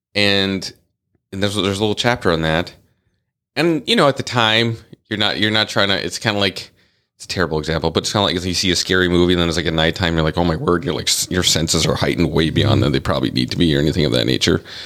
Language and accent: English; North Dakota, United States; I grew up in the Midwest. I was born in the Midwest. Um, I was born in North Dakota